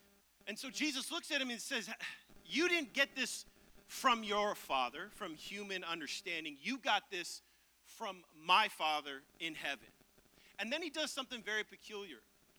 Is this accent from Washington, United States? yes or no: yes; Seattle, Washington, United States; moved away as an adult; now in Nashville, United States; I'm originally from Seattle, Tacoma area, and we've been in Nashville for about 6 years, and we love this city.